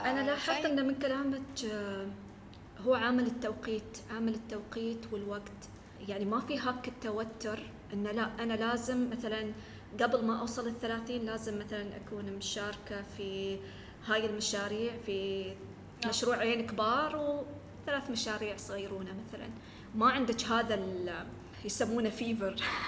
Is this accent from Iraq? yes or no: no; United Arab Emirates; احنا عندنا في الإمارات